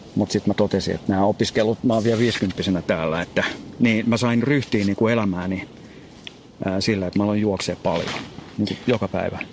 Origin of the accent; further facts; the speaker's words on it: Espoo, Uusimaa, Finland; kotona täällä Espoossa